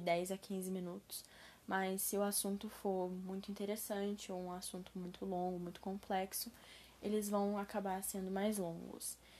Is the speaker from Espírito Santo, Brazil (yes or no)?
no; interior of São Paulo, Brazil; accent: caipira (interior paulista, retroflex r); eu moro numa cidade do interior de São Paulo. Então, a minha voz, né, o meu sotaque, eu vou falar verde, porta e portão.